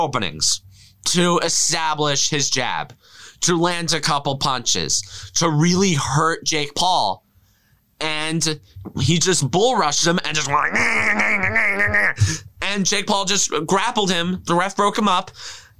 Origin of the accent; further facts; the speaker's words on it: Ireland; And I'm Irish, so you can't... So Irish Twitter, you can't knock me for that.